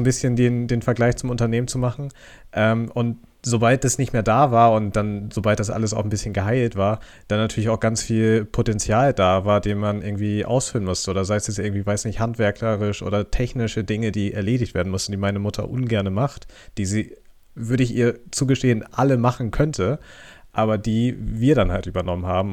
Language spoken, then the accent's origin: German; Germany; als Deutscher